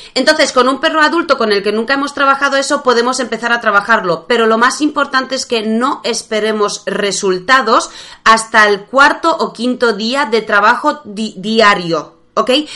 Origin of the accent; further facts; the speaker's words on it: Poland; Spanish is a second language; moved away; como buena polaca, que sigue aprendiendo español